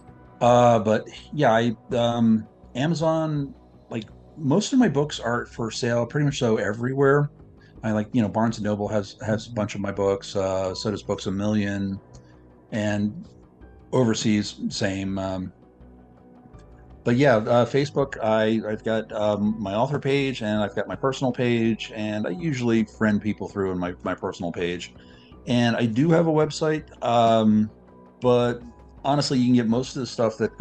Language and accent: English; Philadelphia, Pennsylvania, United States; moved away as an adult; now in West Virginia, United States; I'm like originally from Philadelphia, and I've lived the last 18 years in West Virginia